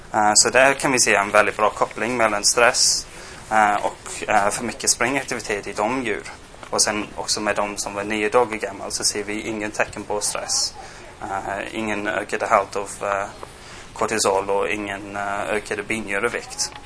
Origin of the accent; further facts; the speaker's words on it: England, United Kingdom; Swedish is a second language; moved away as an adult; also born or lived in Gothenburg, Sweden; now in Sweden; jag är engelsman. Jag flyttade hit för sex år sedan